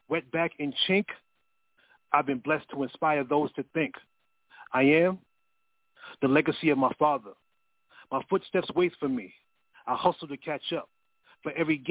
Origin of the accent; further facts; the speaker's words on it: New York City, New York, United States; I'm from Queens, New York